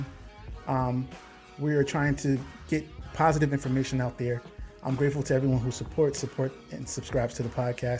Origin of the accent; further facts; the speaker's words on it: Connecticut, United States; we're from Connecticut